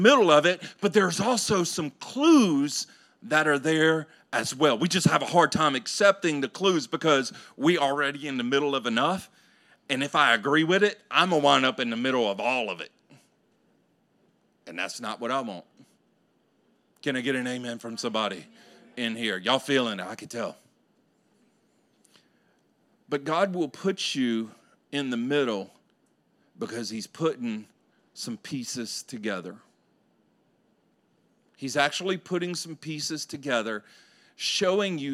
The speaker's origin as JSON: {"language": "English", "region": "Louisiana", "country": "United States", "tie": "born or raised there", "said": "I grew up in Louisiana"}